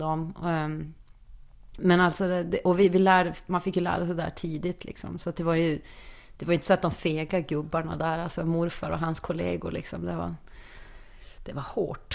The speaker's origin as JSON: {"language": "Swedish", "town": "Umeå", "region": "Norrland", "country": "Sweden", "said": "jag var den enda från Norrland"}